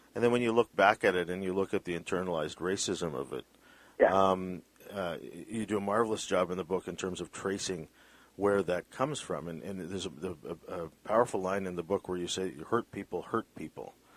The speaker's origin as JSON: {"language": "English", "town": "Vancouver", "region": "British Columbia", "country": "Canada", "tie": "born or raised there", "said": "My parents are Filipino. I was born in Vancouver"}